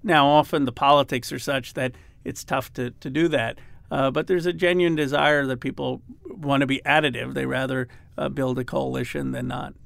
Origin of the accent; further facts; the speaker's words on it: Philadelphia, Pennsylvania, United States; I grew up in Philadelphia